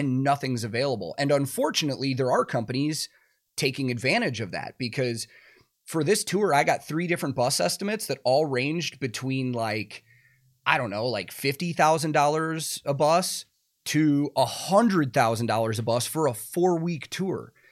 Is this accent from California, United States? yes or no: no; small town outside of Chicago, Illinois, United States; now in Nashville, United States; I grew up in a very small town outside of Chicago